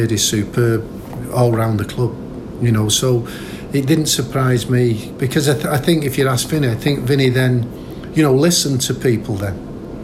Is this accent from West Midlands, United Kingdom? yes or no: no; Manchester, North West England, United Kingdom; being a Manchester lad and living so close to the city centre where I was born in Colliers